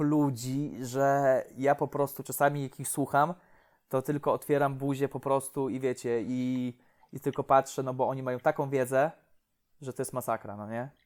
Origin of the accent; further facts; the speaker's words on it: Łomża, Podlaskie Voivodeship, Poland; u mnie w Łomży